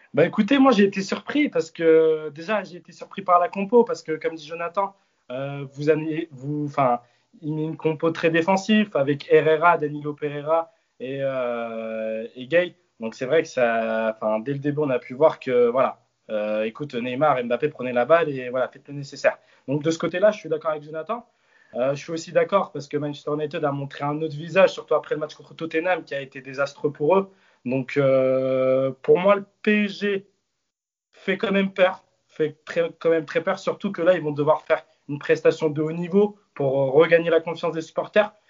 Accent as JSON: {"language": "French", "country": "Turkey", "said": "on est turc"}